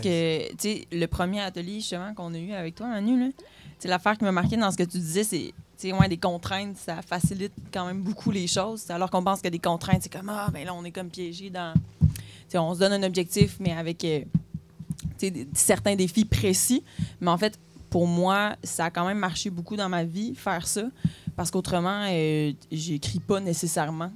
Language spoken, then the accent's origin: French; Quebec City, Quebec, Canada; je viens de la ville de Québec